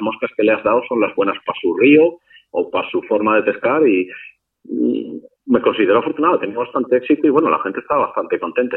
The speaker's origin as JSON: {"language": "Spanish", "country": "Spain"}